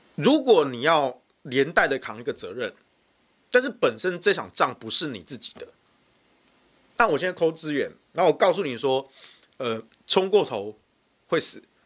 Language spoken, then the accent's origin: Chinese; Taichung, Taiwan; 对我们台中人来说